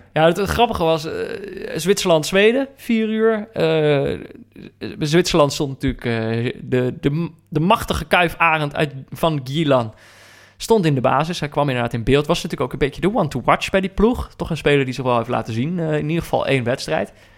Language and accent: Dutch; North Brabant, Netherlands; moved away; also born or lived in Amsterdam; ik ben opgegroeid in Brabant